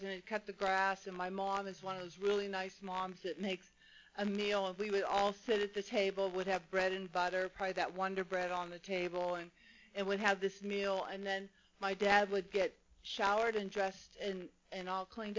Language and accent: English; Pittsburgh, Pennsylvania, United States; moved away as an adult; now in Mission Viejo, United States; I grew up in Pittsburgh, Pennsylvania